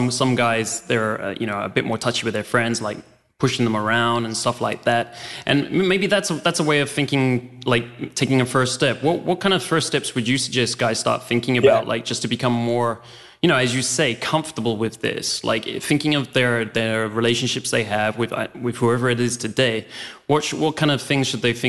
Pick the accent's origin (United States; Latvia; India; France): France; also born or lived in Spain; So, you know, I grew up in France and Spain and places like that.